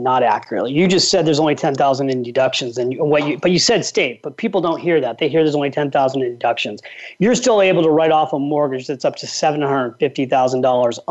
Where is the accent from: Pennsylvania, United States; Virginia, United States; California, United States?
California, United States; now in New York, United States; I'm from California and I live in New York.